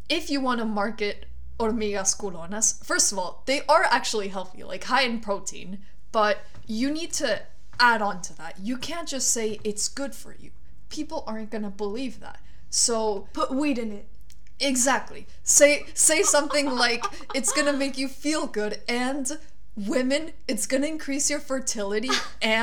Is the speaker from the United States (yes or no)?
no; Colombia; So, we're both from Colombia, right?